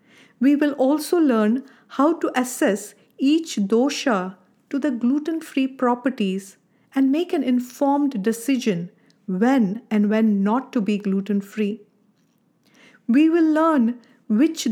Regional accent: India; Growing up in India

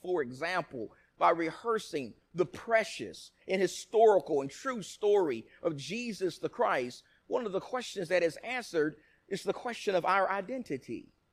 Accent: Nacogdoches, Texas, United States; My grandparents from the time I was a little baby raised me in Nacogdoches, Texas.

